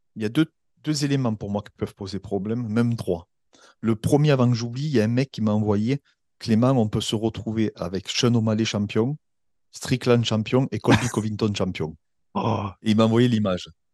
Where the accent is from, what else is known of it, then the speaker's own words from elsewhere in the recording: France; en tant que Français